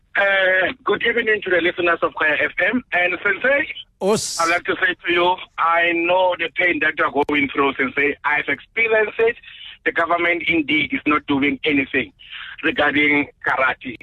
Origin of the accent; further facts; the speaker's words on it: Randfontein, Gauteng, South Africa; I'm from Moshaging in Randfontein.